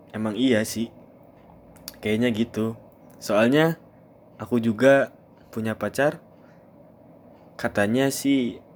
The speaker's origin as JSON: {"language": "Indonesian", "town": "Bandung", "region": "West Java", "country": "Indonesia", "tie": "born or raised there", "said": "asli dari Bandung kata orang Bandung itu udah pasti ya berarti suku Sunda lah Berarti udah terkategorikan bahwa saya merupakan cowok Sunda asli."}